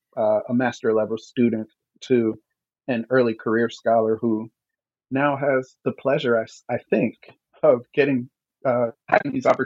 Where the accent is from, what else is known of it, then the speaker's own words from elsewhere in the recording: New Brunswick, New Jersey, United States; I'm actually from New Brunswick, New Jersey, and my family is deeply rooted in New Brunswick, New Jersey.